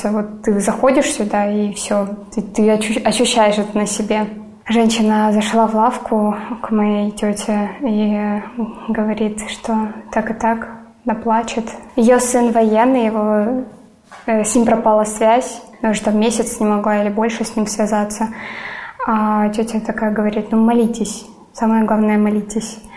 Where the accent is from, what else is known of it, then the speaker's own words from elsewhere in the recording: Donetsk, Donetsk Oblast, Ukraine; Я родилась и выросла в Донецке из-за эти 8 лет я все равно не уезжала.